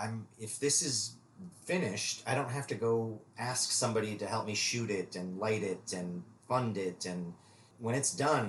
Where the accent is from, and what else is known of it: Minnesota, United States; born or raised there; moved away